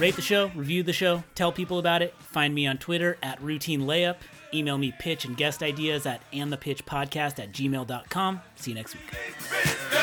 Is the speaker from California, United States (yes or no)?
yes; Northern California, United States; I grew up in Northern California